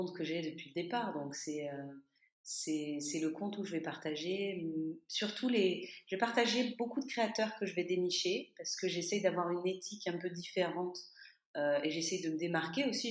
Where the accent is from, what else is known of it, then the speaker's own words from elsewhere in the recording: France; moved away as an adult; now in Toulouse, France; je suis française, mais j'étais partie pendant huit ans